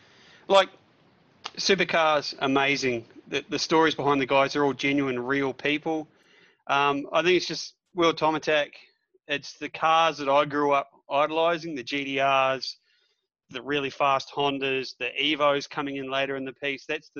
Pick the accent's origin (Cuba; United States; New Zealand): New Zealand; moved away; I'm from New Zealand originally, so